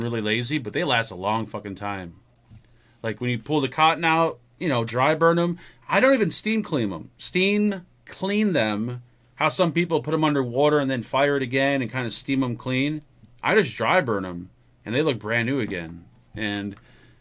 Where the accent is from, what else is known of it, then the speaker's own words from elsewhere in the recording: United States; I'm American